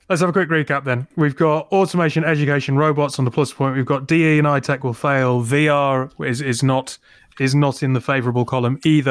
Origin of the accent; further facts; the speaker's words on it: United Kingdom; I'm terribly British